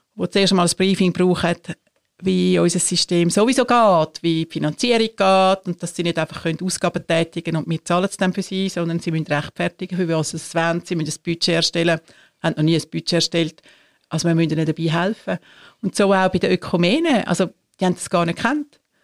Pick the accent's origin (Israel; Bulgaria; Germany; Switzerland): Switzerland; bei uns in der Schweiz